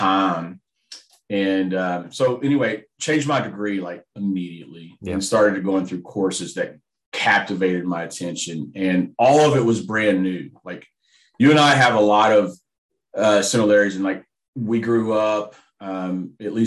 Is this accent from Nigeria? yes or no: no; Texas, United States; also born or lived in West Virginia; I grew up in West Virginia. I was born there. I lived there until I was 11. We moved to Texas when I was 12, and I grew up.